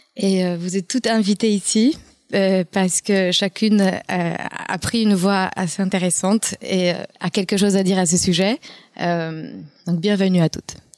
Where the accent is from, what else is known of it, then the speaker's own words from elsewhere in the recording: Poland; accent: Polish; French is a second language; moved away as an adult; now in France; Je suis polonaise d'origine, d'où vient mon accent